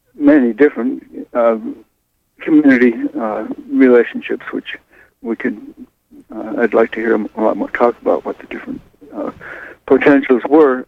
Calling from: East Blue Hill, Maine, United States; I'm calling from East Blue Hill at the moment.

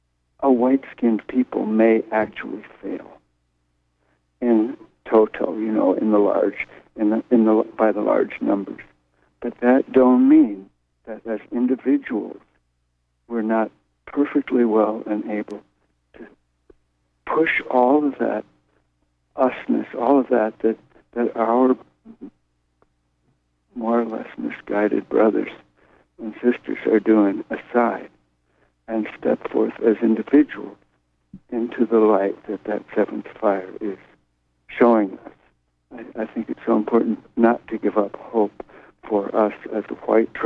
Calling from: Brooklyn, New York, United States; This is …. I'm calling from Brooklyn.

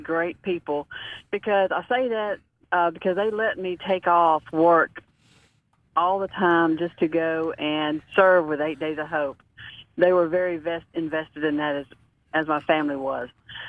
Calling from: Mississippi, United States; today I'm calling in from Mississippi, I spent 30 years in the corporate world working at North Mississippi Medical Clinics.

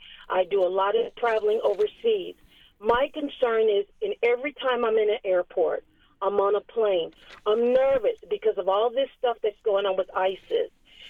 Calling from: Harrisburg, Pennsylvania, United States; I'm calling from Harrisburg

